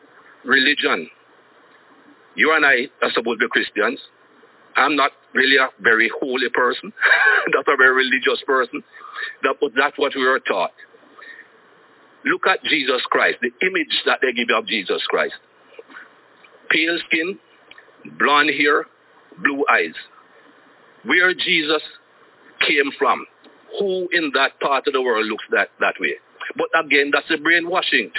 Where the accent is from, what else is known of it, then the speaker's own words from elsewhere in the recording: Jamaica; as a young man growing up in Jamaica